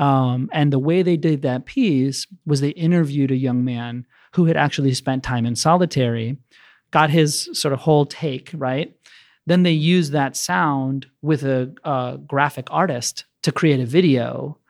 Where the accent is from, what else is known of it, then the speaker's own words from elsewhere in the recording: Maryland, United States; also born or lived in San Francisco; now in Chicago, United States; I grew up in Maryland, and I currently stay in Pilsen.